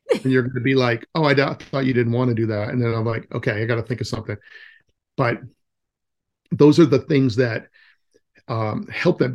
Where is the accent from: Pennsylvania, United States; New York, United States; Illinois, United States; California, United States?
California, United States; moved away; I'm from California, so, originally